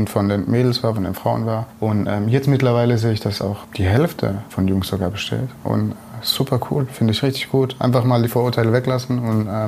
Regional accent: Bretten, Baden-Württemberg, Germany; born there; bin dann äh, bei mir, wo ich geboren bin, in Bretten, äh, bin dann dorthin zu einem Friseur.

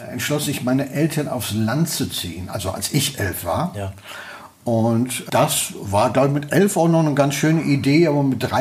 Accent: Münster, North Rhine-Westphalia, Germany; ich bin in, äh, äh, in der Nordstadt geboren im evangelischen Krankenhaus und äh, habe äh, ähm, ähm, die ersten drei Jahre meines Lebens

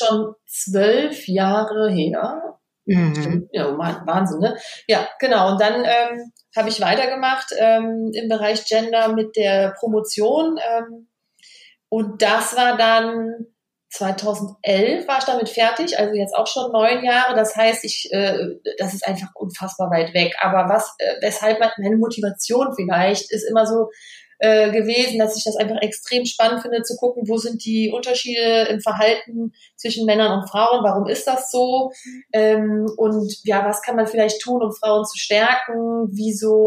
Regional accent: Vettweiß, North Rhine-Westphalia, Germany; moved away as an adult; now in Cologne, Germany; bin aber ganz in der Nähe aufgewachsen im Kreis Düren. Ähm, passt auch zum Karneval. Ich bin in der Gemeinde Fettweiß groß geworden

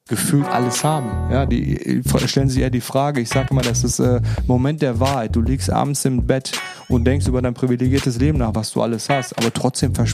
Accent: North Rhine-Westphalia, Germany; born there; now in Düsseldorf, Germany; Ich bin 42 Jahre alt, wohnhaft in Düsseldorf, gebürtiger Sauerländer.

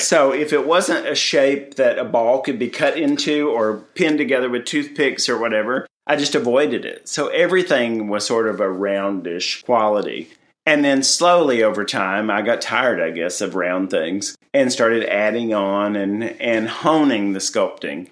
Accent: Tennessee, United States; moved away; I'm from Tennessee

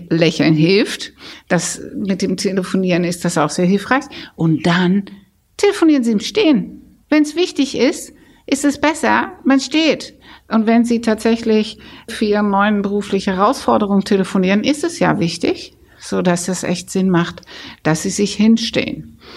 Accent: Netherlands; German is a second language; weil dieser holländische Akzent, wenn ich erzähle, ich bin Holländerin, dann höre ich inzwischen ganz häufig, ach, das hört man ja gar nicht mehr.

